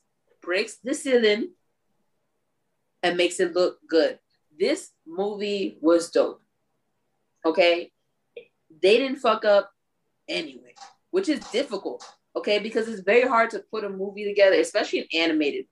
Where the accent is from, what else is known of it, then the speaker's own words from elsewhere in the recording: New York, United States; moved away; Originally, I'm from New York